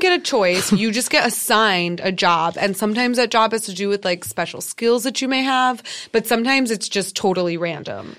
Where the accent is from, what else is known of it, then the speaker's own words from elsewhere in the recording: United States; as an American fan